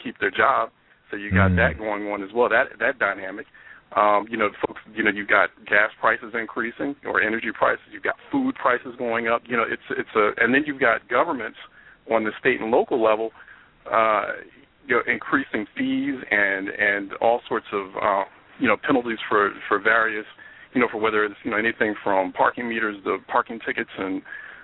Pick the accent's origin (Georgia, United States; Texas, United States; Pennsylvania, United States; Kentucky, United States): Pennsylvania, United States; Philadelphia; my hometown, Philadelphia